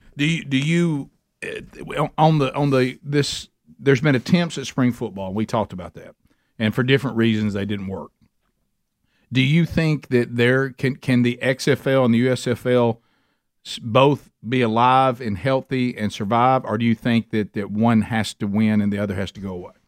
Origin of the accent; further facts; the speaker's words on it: Birmingham, Alabama, United States; we're from Birmingham, Alabama